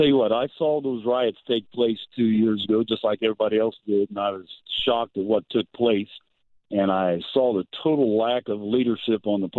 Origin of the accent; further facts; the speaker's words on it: Georgetown, Illinois, United States; also born or lived in Champaign, United States; Well, originally down around Champaign, Illinois. My father is a minister, and we moved to a little town called Georgetown.